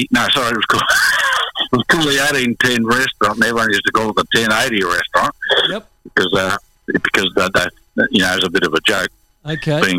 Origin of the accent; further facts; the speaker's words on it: Victoria, Australia; because I knew Melbourne because we came from Victoria originally.